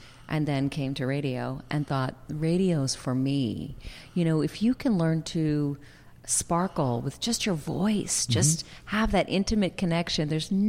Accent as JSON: {"language": "English", "town": "Philadelphia", "region": "Pennsylvania", "country": "United States", "accent": "Philadelphia", "said": "oh, say, can you sing? With my Philadelphia accent. But I sang it."}